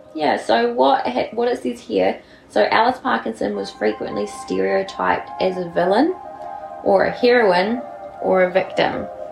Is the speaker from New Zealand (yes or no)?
yes; South Island, New Zealand; Can tell we're from the South Island.